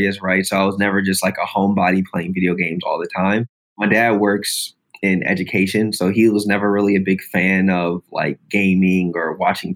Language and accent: English; Columbia, Maryland, United States; Columbia is a really unique place. I grew up my whole life